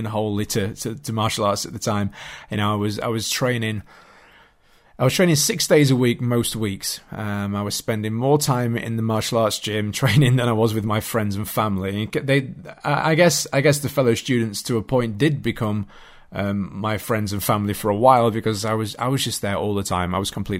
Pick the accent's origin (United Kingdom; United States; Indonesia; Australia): United Kingdom; Yorkshire and the Humber; I was a young boy growing up in South Yorkshire in the UK.